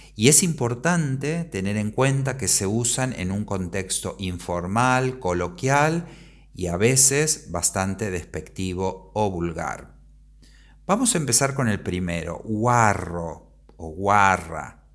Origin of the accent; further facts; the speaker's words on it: Argentina; moved away as an adult; now in Spain; Soy argentino, pero vivo en España desde hace varios años